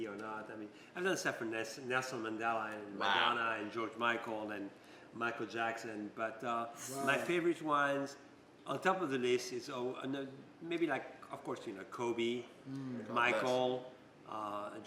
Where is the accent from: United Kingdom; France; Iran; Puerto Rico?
France; moved away as an adult; also born or lived in Africa; now in Los Angeles, United States; I'm born in Africa, but I was raised in France